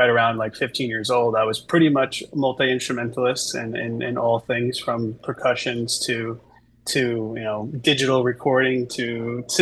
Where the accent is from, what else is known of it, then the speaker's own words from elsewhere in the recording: Long Island, New York, United States; I grew up in Long Island, New York.